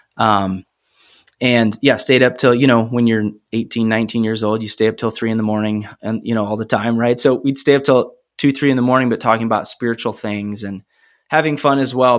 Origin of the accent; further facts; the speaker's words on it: Cedar Rapids, Iowa, United States; also born or lived in Ames, Iowa; I grew up in Cedar Rapids